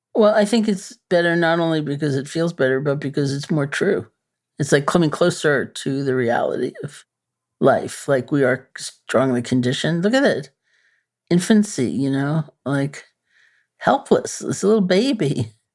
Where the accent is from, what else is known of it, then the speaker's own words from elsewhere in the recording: New York City, New York, United States; I'm a New Yorker, you know. born and bred.